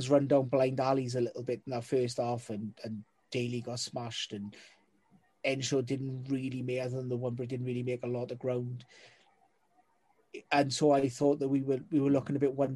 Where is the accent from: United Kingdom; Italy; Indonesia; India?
United Kingdom; Wales; as a Welshman